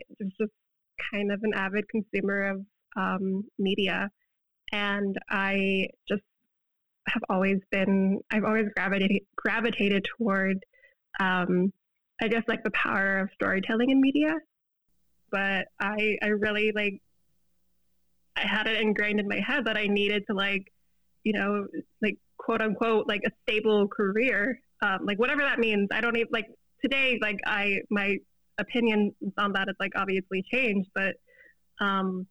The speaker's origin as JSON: {"language": "English", "region": "Florida", "country": "United States", "tie": "born or raised there", "moved": "as an adult", "lives_now": "Chicago, United States", "said": "I've lived in Florida my whole life, born and raised in Florida"}